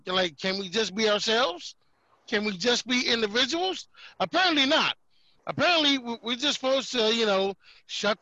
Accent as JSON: {"language": "English", "town": "Detroit", "region": "Michigan", "country": "United States", "tie": "born or raised there", "also_born_or_lived": "Colorado", "moved": "yes", "said": "born and raised in Detroit, Michigan"}